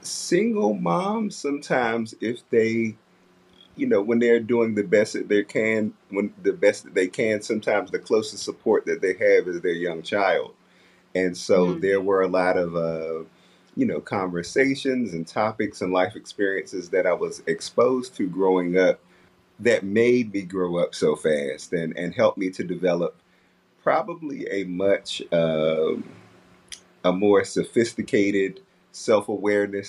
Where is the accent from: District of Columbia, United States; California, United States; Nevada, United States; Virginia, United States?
District of Columbia, United States; Washington; I'm originally from Southeast D.C. Yeah, Southeast D.C., and I grew up in Northeast D.C.